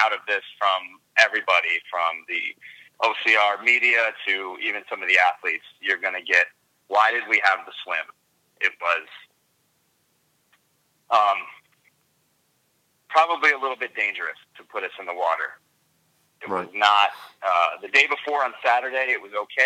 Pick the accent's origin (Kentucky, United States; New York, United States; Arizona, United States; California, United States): New York, United States; I'm from New York